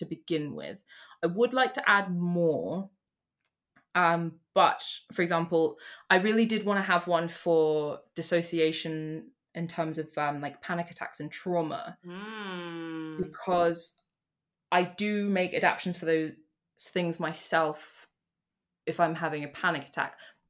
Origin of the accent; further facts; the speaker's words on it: United Kingdom; I'm British and that's where I am right now.